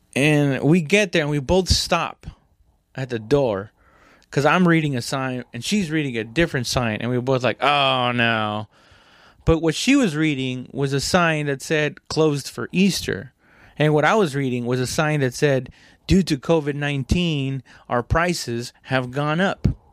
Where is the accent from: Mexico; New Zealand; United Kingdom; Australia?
Mexico; now in United States; I'm not Mexican American. I mean, technically I am now, but I was born in Mexico